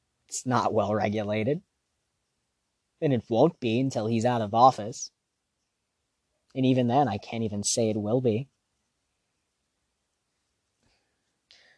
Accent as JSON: {"language": "English", "country": "United States", "said": "I'm American"}